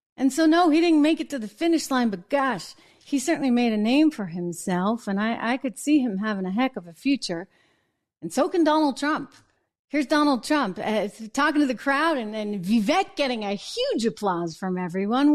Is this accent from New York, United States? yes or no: no; New Hampshire, United States; moved away; I'm from New England originally and, and from the New Hampshire area. See, I'm fr-, I'm from New Hampshire.